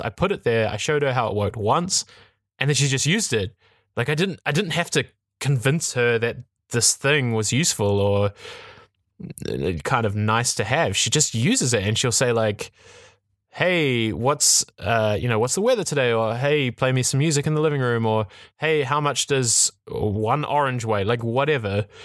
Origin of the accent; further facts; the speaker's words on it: New Zealand; I'm from New Zealand. I grew up in a very small town